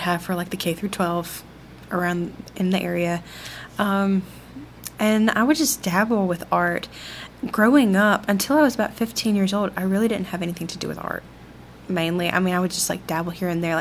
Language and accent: English; Greenwood, Mississippi, United States; I am from Greenwood, Mississippi